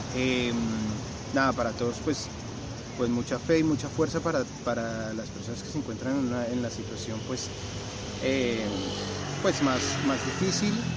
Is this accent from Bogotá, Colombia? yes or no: yes; Bogotá, Colombia; moved away as an adult; also born or lived in Australia; soy colombiano de Bogotá